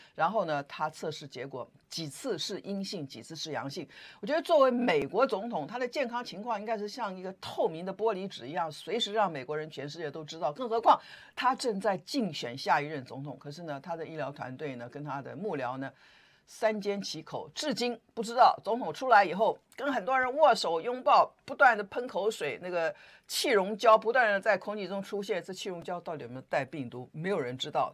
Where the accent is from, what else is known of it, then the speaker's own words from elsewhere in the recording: Taiwan; 我们台湾人也跟着紧张